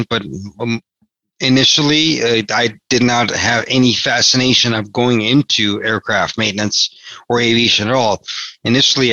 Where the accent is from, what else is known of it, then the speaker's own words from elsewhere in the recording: Los Angeles, California, United States; I wasn't born in the United States, but I did grow up in California, in the United States, obviously. I grew up in Los Angeles